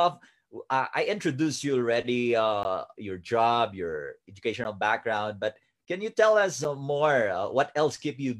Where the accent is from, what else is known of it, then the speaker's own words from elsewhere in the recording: Kibungan, Cordillera Administrative Region, Philippines; I myself is a Kan Kanaai from Kibungan Benguet